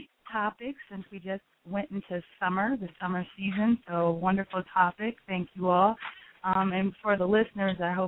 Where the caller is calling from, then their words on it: North Carolina, United States; I am calling from North Carolina